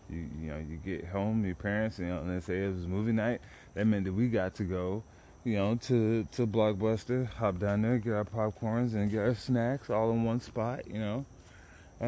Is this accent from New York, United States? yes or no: no; Dallas, Texas, United States; also born or lived in San Antonio; I grew up in South Dallas, particularly South Oak Cliff back in the day, early 90s